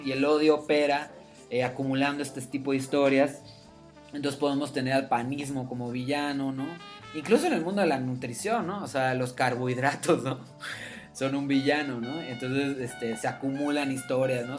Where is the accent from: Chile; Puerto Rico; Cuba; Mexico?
Mexico; Yucatán; de donde yo vengo, del estado de Yucatán